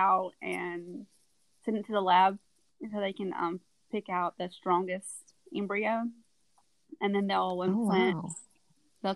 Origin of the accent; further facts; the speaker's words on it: South Alabama, United States; I grew up in South Alabama